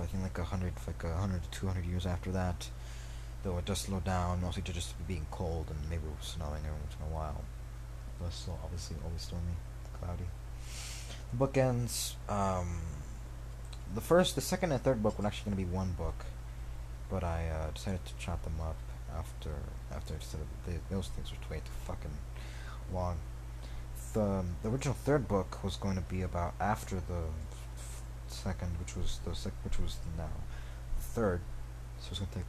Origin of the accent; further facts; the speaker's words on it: Colonia Monte Mariana, central Mexico, Mexico; The ice, actually getting to my hometown of Colonia Monte Mariana. Small town in Mexico. Central Mexico, I think.